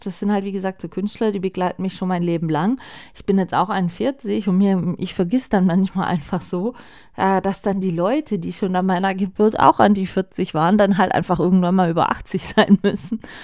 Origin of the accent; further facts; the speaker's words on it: Germany; bei uns in Deutschland